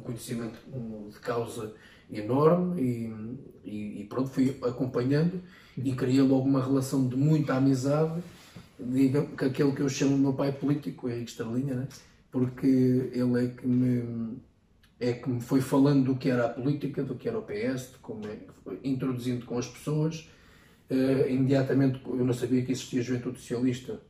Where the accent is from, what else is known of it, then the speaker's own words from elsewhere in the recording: Ferrel, Leiria District, Portugal; presidente da junta da minha terra